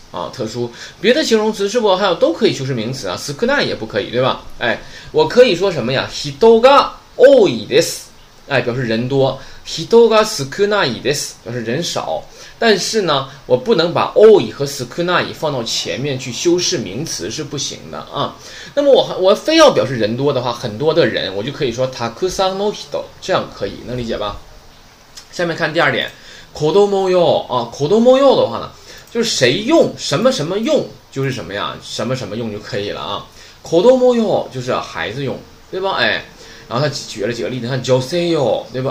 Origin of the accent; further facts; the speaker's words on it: China; 我们中国人